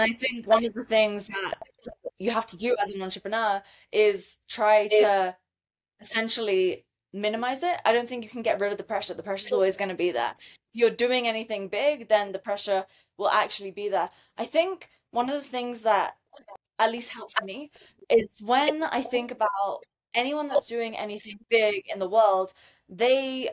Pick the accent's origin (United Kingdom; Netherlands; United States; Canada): United Kingdom; moved away; I'm British